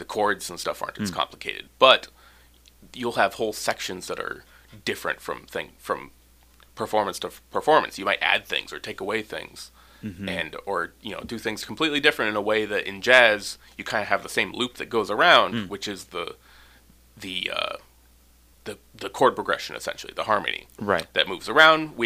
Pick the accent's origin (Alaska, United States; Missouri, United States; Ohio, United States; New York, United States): Alaska, United States; Gravina Island; also born or lived in Ketchikan, Alaska; I grew up on Gravina, the southern tip of Gravina.